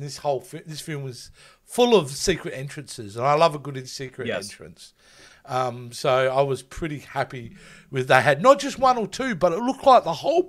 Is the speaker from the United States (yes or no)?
no; Australia; I'm an Aussie